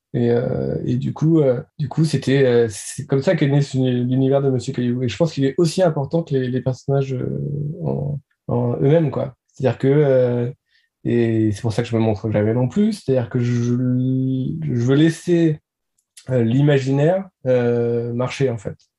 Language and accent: French; Nantes, Pays de la Loire, France; je suis nantais